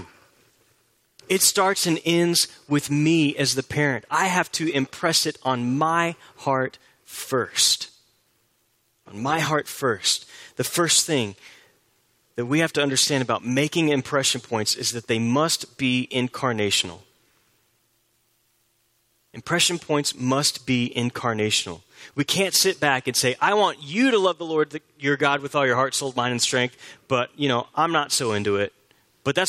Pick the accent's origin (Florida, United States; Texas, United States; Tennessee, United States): Texas, United States; Houston; I grew up in Houston, and I grew up with a love for the Houston Astros